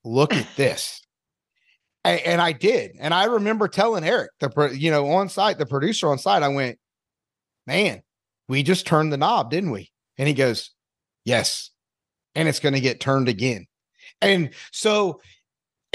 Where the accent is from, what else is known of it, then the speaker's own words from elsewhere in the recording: North Carolina, United States; now in Evansville, United States; being from North Carolina, mainly it was really drag racing with my family, but my dad was a NASCAR fan